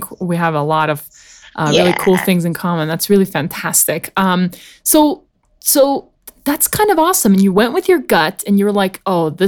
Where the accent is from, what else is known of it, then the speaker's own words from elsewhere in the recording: South Africa; I was born and raised in South Africa